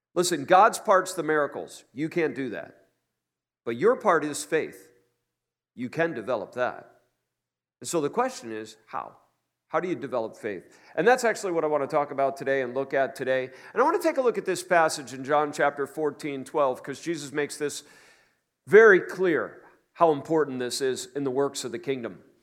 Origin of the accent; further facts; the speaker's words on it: New York City, New York, United States; I'm a New Yorker.